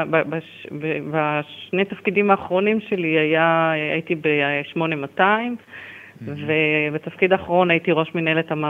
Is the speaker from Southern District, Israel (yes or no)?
yes; Beersheba, Southern District, Israel; born there; כן, נולדתי בבאר שבע.